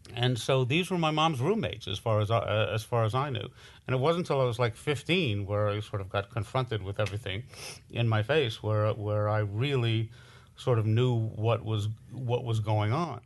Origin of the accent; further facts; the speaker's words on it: Los Angeles, California, United States; growing up in Hollywood